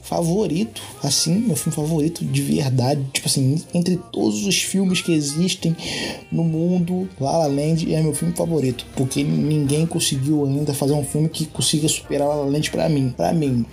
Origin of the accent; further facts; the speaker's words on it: Rio de Janeiro, Brazil; Puxando X aqui, puxando S, porque eu sou carioca